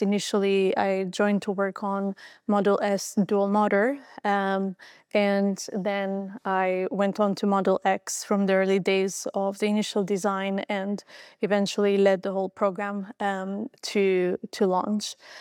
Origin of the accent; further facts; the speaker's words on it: Albania; moved away; I was born in Albania, uh, just after the fall of communism.